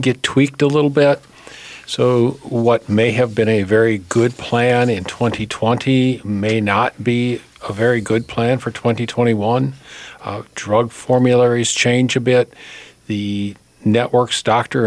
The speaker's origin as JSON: {"language": "English", "town": "Hopkins", "region": "Minnesota", "country": "United States", "tie": "born or raised there", "also_born_or_lived": "Andover, Minnesota", "said": "born and raised in Hopkins"}